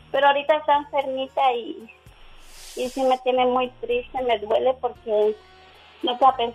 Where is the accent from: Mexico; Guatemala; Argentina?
Guatemala; now in United States; yo salí de Guatemala huyendo del maltrato, de, ah, que todo lo que en cara. Entonces, yo no conocía a mi esposo, llegué a Estados Unidos